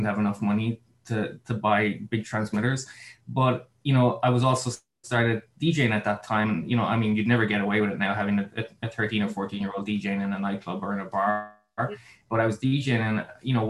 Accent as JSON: {"language": "English", "town": "Mitchelstown", "region": "Munster", "country": "Ireland", "moved": "yes", "lives_now": "Los Angeles, United States", "said": "I'm originally from Mitchellstown in Cork. I currently live in Los Angeles in California"}